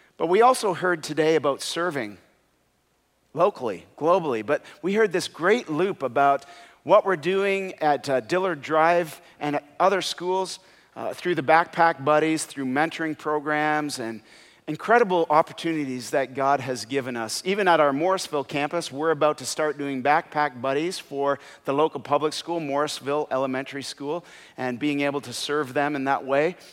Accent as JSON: {"language": "English", "country": "Canada", "said": "when I wasn't playing hockey, because I'm from Canada"}